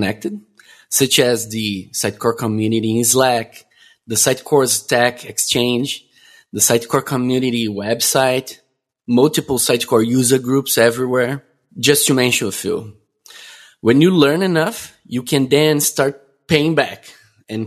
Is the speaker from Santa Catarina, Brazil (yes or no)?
yes; Florianópolis, Santa Catarina, Brazil; I'm born and raised in Brazil, where I still currently live, in a city called Florianópolis